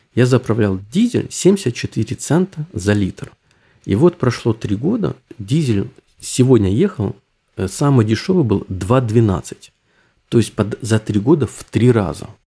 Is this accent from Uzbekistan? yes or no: no; Ukraine; also born or lived in Düsseldorf, Germany; now in Germany; я сам из Украины, но говорю по-русски